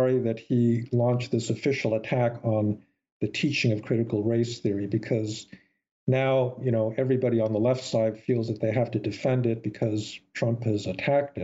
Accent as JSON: {"language": "English", "country": "United States", "tie": "born or raised there", "said": "the kind of America that I grew up admiring"}